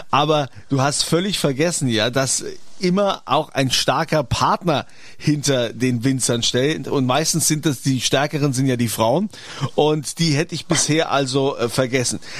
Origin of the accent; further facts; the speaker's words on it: Rhineland-Palatinate, Germany; Das sind wir ja, Pfälzer nee, nicht, ne?